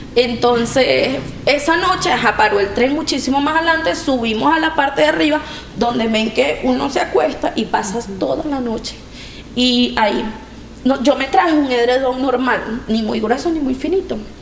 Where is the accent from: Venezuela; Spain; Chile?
Venezuela; moved away as an adult; somos de Venezuela